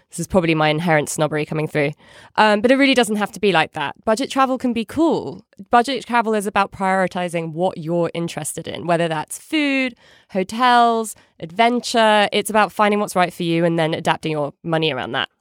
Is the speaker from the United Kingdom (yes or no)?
yes; United Kingdom; now in United States; As a Brit abroad